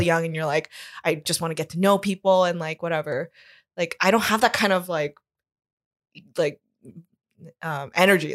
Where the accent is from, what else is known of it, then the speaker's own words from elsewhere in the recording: Toronto, Ontario, Canada; also born or lived in South Korea / Baltimore / Scarborough / Whitby; I grew up in Toronto. Since I was four, I was here